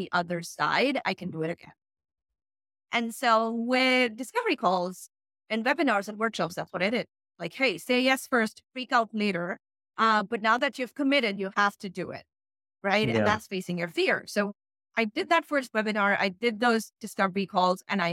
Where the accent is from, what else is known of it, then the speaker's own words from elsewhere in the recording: Pakistan; English is a second language; how English is not my first language, how I'm not in the US, how I'm Pakistani